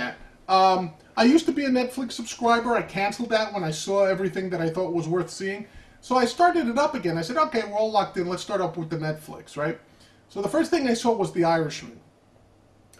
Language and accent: English; New York City, New York, United States; I'm from the Bronx